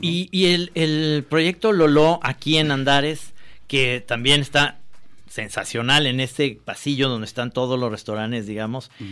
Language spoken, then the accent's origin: Spanish; Guadalajara, Jalisco, Mexico; aquí en Guadalajara y yo soy tapatío